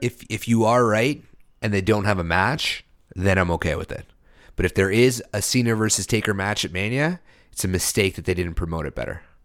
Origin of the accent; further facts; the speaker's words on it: Canada; being a Canadian